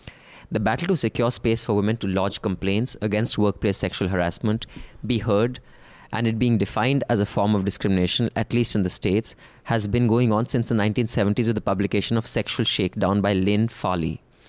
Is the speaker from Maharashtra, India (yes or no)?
yes; Maharashtra, India; Finally, in the city I grew up in outside Bombay, I saw a strange pattern emerge over a 10-year period.